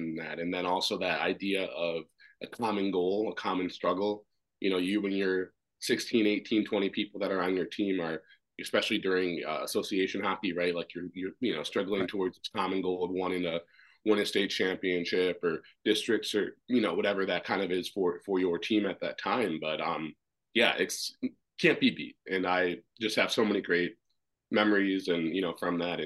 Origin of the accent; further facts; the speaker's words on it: Minnesota, United States; also born or lived in Washington, D.C., United States; I was adopted from Washington, D.C., and then to Minnesota, and then started skating when I was 3 years old